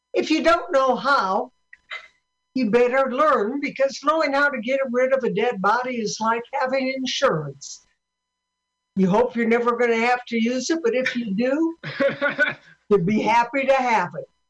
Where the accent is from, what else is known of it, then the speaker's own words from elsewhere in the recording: Sioux City, Iowa, United States; I'm from Sioux City, Iowa